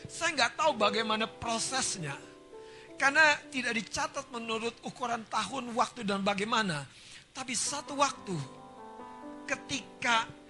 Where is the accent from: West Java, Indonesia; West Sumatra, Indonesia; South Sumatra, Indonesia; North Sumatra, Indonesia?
North Sumatra, Indonesia; Kita orang Batak ya, buta galung.